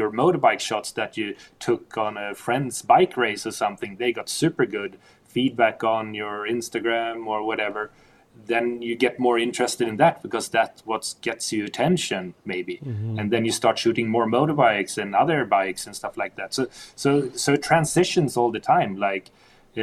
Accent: Stockholm, Stockholm County, Sweden; growing up in Stockholm, diving in Stockholm for the first 15 years

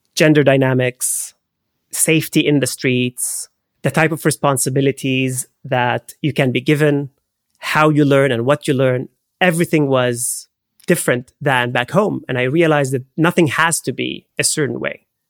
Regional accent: Haifa, Haifa District, Israel; moved away; I grew up in Haifa. It's the third largest city in Israel

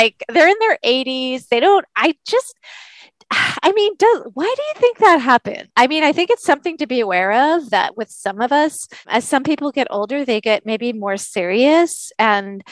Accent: Vancouver, British Columbia, Canada; now in Seattle, United States; I grew up in Vancouver

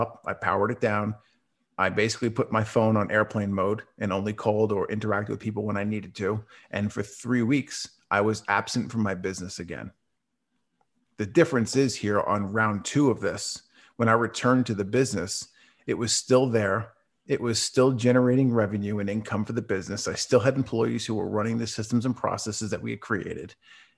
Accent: New York, United States; moved away as an adult; now in Dallas, United States; I currently live in Dallas, Texas, but I was born and raised in New York up until about a month ago

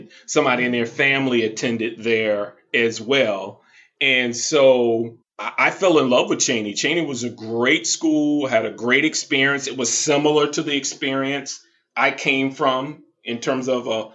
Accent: the South, United States; moved away as an adult; I grew up in the South

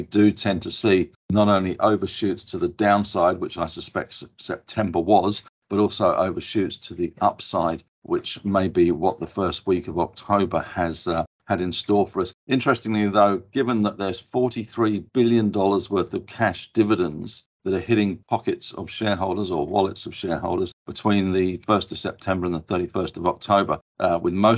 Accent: England, United Kingdom; being English

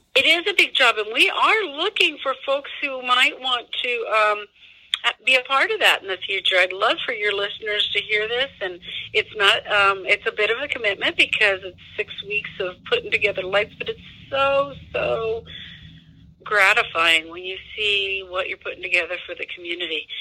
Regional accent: Midwest, United States; also born or lived in Denver, Colorado; now in Pueblo, United States; I'm originally from the Midwest, if you were going to ask, and I'm from a, a, a town that's similar in demographics to Pueblo

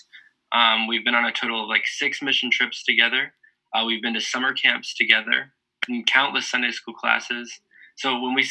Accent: Charleston, South Carolina, United States; I'm originally from Charleston, South Carolina. I'm born and raised

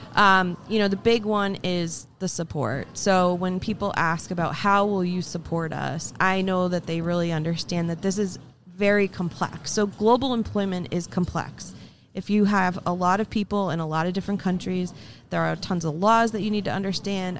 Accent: Vermont, United States; moved away as an adult; now in Boston area, United States; I grew up in a very, very small town in Vermont

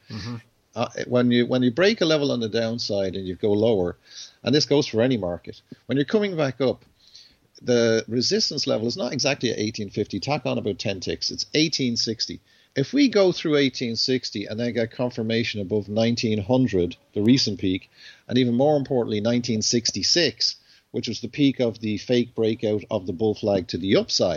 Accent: Ireland; I'm Irish

